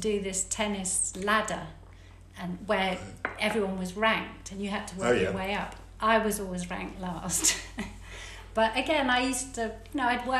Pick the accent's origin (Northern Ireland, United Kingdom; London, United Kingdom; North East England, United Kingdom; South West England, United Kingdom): South West England, United Kingdom; Devon; I grew up in Devon